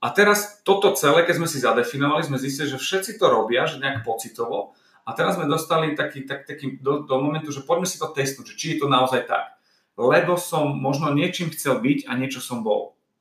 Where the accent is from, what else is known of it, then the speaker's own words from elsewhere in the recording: eastern Slovakia, Slovakia; moved away; som z východu